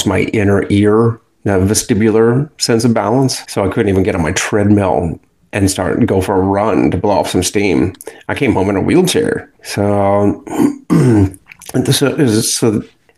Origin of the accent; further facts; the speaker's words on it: Akron, Ohio, United States; moved away as an adult; now in Pensacola, United States; Akron, Ohio. That's my hometown